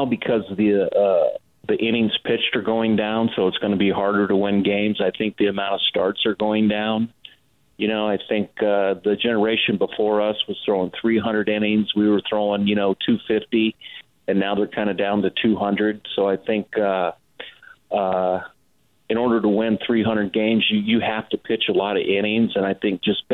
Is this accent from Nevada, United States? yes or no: yes; Las Vegas, Nevada, United States; here in my hometown.